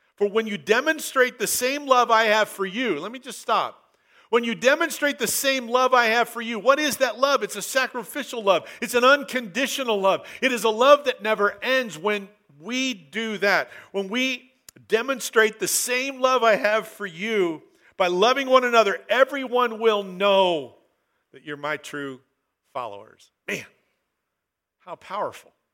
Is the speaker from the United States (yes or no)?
yes; Southern Oregon, United States; I grew up in Southern Oregon